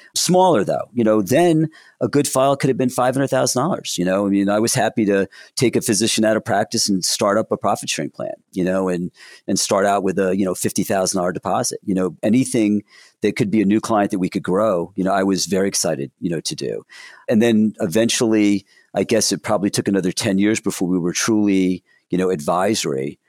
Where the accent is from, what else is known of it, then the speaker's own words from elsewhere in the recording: Williamsburg, New Jersey, United States; I grew up in Williamsburg, New Jersey